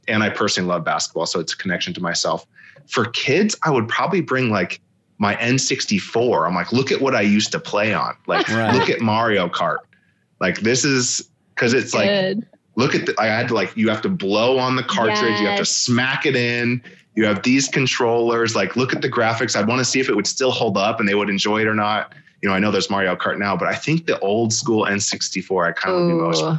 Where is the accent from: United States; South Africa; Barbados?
United States; California; born there; I was born in Southern California, so they're my second team too.